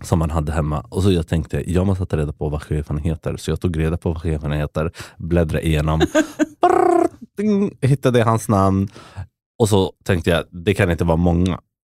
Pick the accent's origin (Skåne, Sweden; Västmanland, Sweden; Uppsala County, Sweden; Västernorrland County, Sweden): Västmanland, Sweden; Västerås; moved away as an adult; now in Lisbon, Portugal; jag växte upp i Västerås